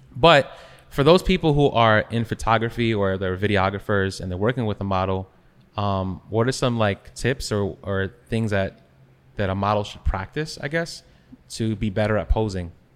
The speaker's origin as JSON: {"language": "English", "area": "Long Island", "region": "New York", "country": "United States", "tie": "born or raised there", "said": "growing up in Long Island"}